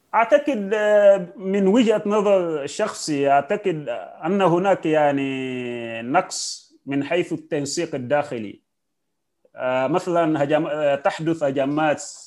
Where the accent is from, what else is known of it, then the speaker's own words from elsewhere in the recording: Nigeria; أنا كمواطن نيجيري